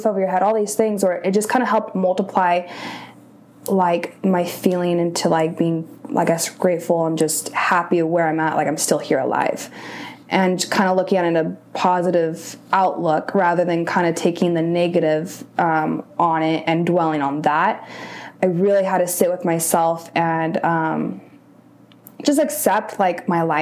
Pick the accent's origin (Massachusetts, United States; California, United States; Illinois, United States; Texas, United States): California, United States; Rancho Cucamonga; I'm from Rancho Cucamonga, so like Inland Empire area